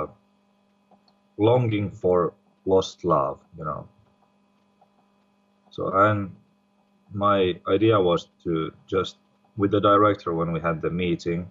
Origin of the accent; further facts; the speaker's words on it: Finland; we are not all from Finland.